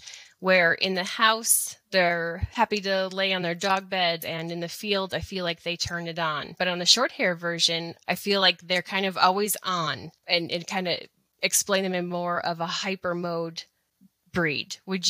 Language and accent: English; Wisconsin, United States; now in Missoula, United States; I live here in outside of Missoula, Montana. I'm a transplant from Wisconsin.